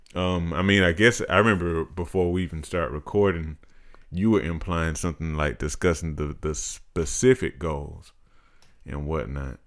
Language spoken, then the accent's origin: English; Macon, Georgia, United States; I grew up here in Macon. um, the large majority of my life.